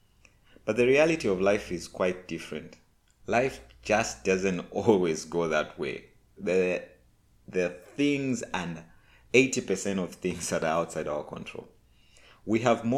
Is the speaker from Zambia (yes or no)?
yes; Zambia; I'm from Zambia, Africa